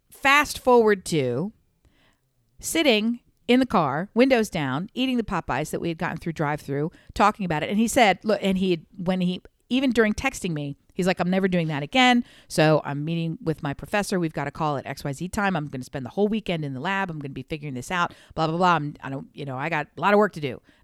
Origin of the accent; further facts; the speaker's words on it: Mid-Atlantic, United States; I'm from the Mid-Atlantic like you are. I'm from exactly the same part of the world eventually that, you are.